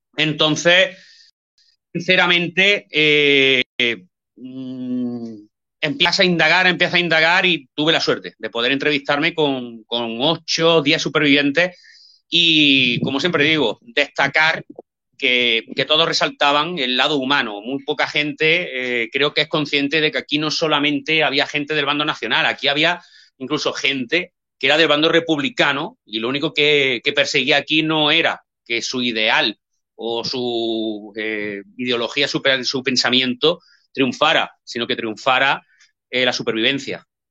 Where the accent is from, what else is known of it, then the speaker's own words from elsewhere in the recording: Linares, Andalusia, Spain; yo soy de Linares, aquí en Jaén